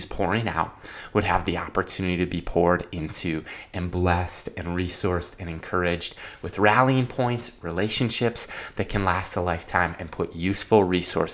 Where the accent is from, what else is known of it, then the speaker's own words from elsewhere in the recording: Minnesota, United States; We're all from Minnesota